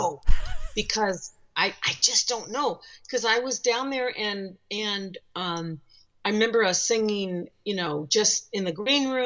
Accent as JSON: {"language": "English", "region": "West Coast", "country": "United States", "said": "since we're from the West Coast"}